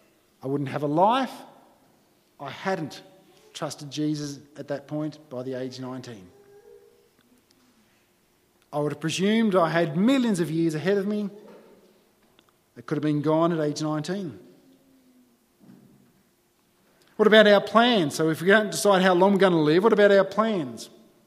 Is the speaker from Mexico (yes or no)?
no; Berrima/Bowral, New South Wales, Australia; I grew up in Barrel in New South Wales. It's cold in winter.